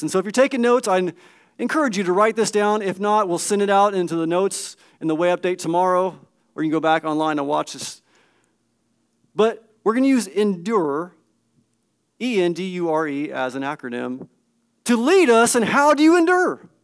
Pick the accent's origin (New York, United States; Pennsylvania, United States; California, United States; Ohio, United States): California, United States; I grew up in Cin-, California, spent several years in Northern California in the midst of the redwood trees